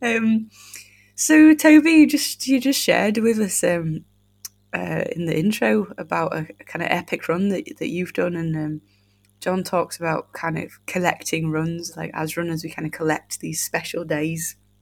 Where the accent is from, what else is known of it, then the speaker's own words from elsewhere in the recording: United Kingdom; as British folk